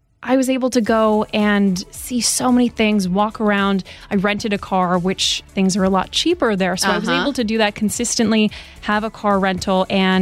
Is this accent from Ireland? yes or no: no; Lutry, Vaud, Switzerland; moved away; So I grew up in Lutry, which is a small town next to Lausanne in the French side of Switzerland